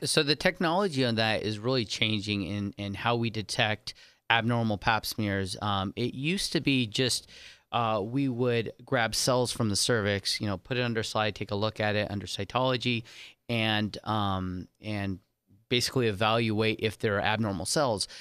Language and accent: English; San Diego, California, United States; also born or lived in Saint Martin; now in Las Vegas, United States; I was, um, raised in San Diego, California